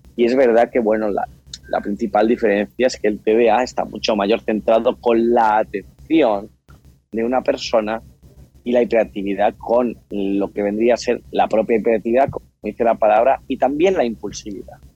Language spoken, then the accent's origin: Spanish; Mallorca, Balearic Islands, Spain; nosotros somos de Mallorca